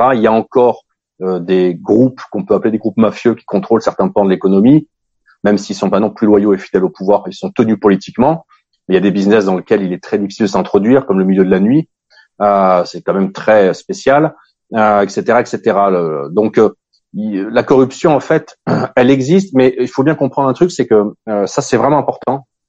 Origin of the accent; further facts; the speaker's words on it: France; moved away as an adult; also born or lived in Africa; now in Russia; j'ai, grandi en France, j'ai grandi en Afrique